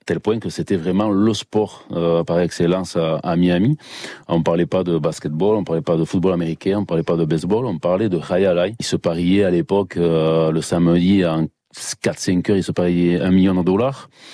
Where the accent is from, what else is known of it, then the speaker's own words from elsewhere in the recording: Basque Country, Nouvelle-Aquitaine, France; also born or lived in Bidart; je suis basque, j'ai le caractère, le, nez, euh, tout ce qu'il faut